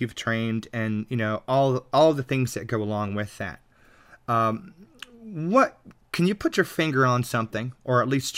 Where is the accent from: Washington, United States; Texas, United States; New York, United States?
Texas, United States; moved away; I'm originally from Texas, so I get to claim relation there.